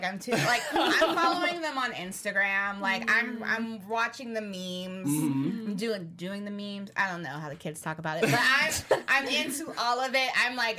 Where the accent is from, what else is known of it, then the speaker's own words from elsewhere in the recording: Jamaica; I'm Jamaican